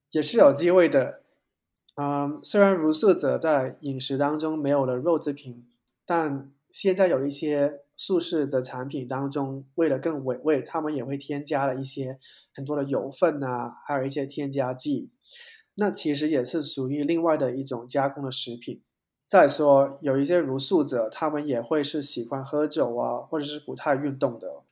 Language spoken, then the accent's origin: Chinese; Hong Kong; 因为我是香港人嘛